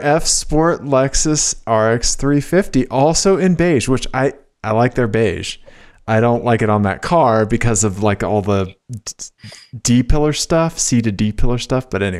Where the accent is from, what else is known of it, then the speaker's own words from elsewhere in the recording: Missouri, United States; I grew up in Missouri.